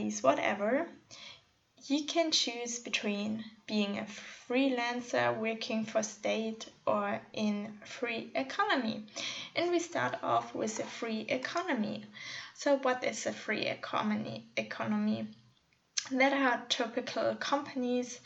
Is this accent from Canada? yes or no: no; northwest Germany, Germany; also born or lived in Munich; my hometown in the northwest of Germany.